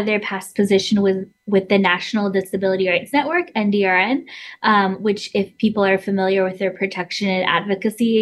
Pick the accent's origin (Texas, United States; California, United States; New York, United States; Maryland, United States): California, United States; moved away as an adult; now in Washington, D.C., United States; I'm originally from California